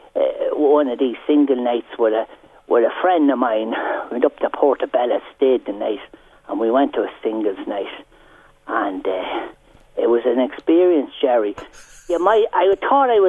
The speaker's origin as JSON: {"language": "English", "area": "Carrickmacross, Monaghan", "region": "Ulster", "country": "Ireland", "moved": "yes", "lives_now": "County Meath, Ireland", "said": "I come from Carrick myself in Monaghan. Well, I'm living in County Meath now"}